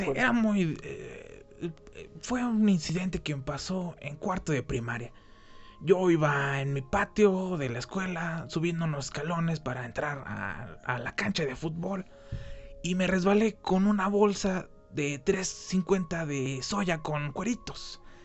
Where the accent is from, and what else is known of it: Mexico